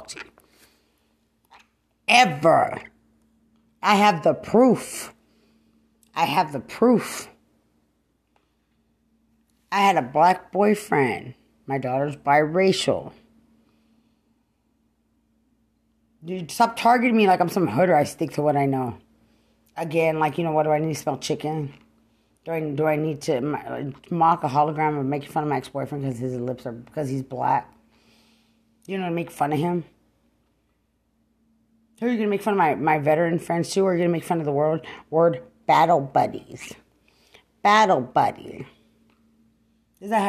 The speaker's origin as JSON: {"language": "English", "town": "Lubbock", "region": "Texas", "country": "United States", "said": "I'm from Lubbock. Don't try to target to make it look like I'm some hood rat from Bear County."}